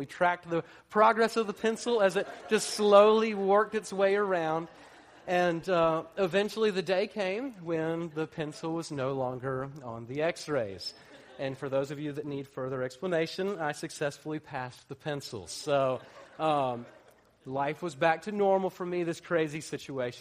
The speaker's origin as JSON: {"language": "English", "town": "Atlanta", "region": "Georgia", "country": "United States", "tie": "born or raised there", "said": "I grew up in Atlanta"}